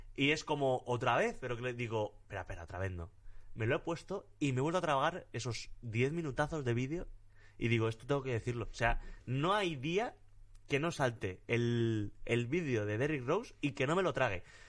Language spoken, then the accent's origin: Spanish; Torrecillas de la Tiesa, Extremadura, Spain; mi pueblo en Extremadura, en Torrecillas de la Tiesa